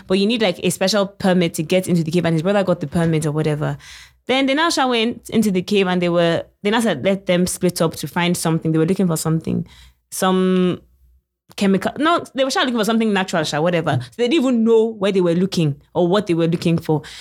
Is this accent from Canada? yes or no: no; United Kingdom; I'm British